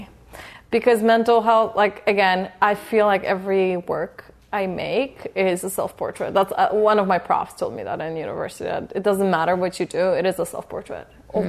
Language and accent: English; Poland; moved away